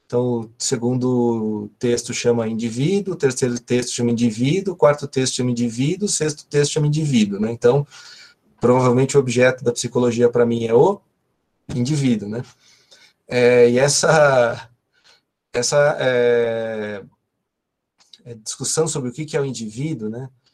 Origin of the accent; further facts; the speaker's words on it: ABC Paulista, São Paulo, Brazil; eu sou do ABC